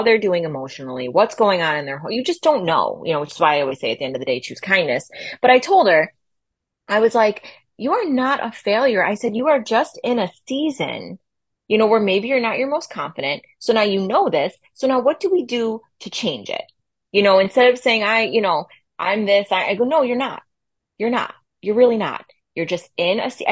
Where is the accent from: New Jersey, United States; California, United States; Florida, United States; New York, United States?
New York, United States; Buffalo; from Buffalo